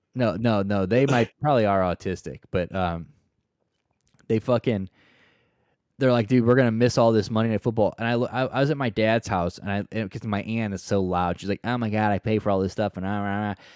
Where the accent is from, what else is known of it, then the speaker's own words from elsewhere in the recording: St. Louis, Missouri, United States; I'm from Saint Louis